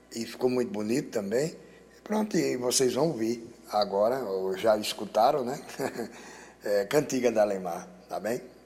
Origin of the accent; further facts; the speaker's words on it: Goiânia, Goiás, Brazil; moved away; also born or lived in Almeirim, Portugal / João Pessoa; Eu sou de Goiânia, fiz muita canção também para minha cidade